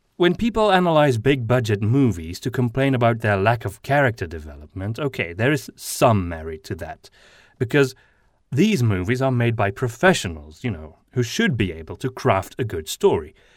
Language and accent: English; Flanders, Belgium; accent: Flemish; first language Flemish (Dutch); English is a second language; Flemish is my mother tongue, which is a kind of Dutch